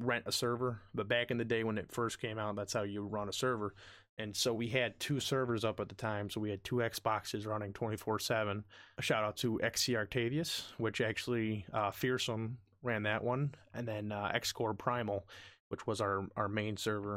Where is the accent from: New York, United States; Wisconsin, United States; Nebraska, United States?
New York, United States; From where I'm at, like where I live specifically in New York